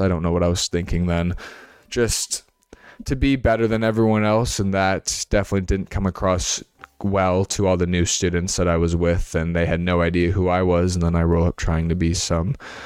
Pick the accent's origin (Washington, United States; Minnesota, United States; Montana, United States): Minnesota, United States; also born or lived in New York City; I was born in New York City. I was adopted into a family that lived in Minnesota